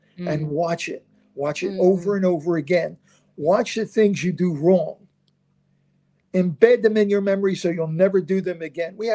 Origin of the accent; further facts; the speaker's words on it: Philadelphia, Pennsylvania, United States; I'm from South Philadelphia, very rough neighborhood